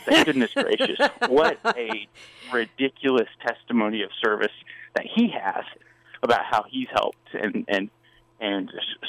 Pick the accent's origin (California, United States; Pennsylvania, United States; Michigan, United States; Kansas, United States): Kansas, United States; Liberal; now in Kansas City, United States; So I was from Southwest Kansas. Okay. Born in a town called Liberal. Grateful for my time there. My parents are both from rural Texas.